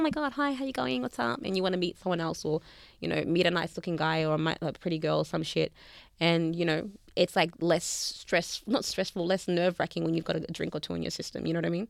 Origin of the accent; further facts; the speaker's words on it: Melbourne, Victoria, Australia; accent: Aussie; I'm from Melbourne.